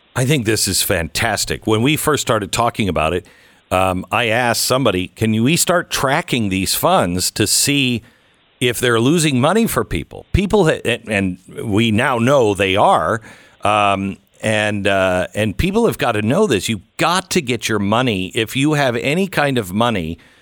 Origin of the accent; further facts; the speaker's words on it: Seattle, Washington, United States; I'm from Seattle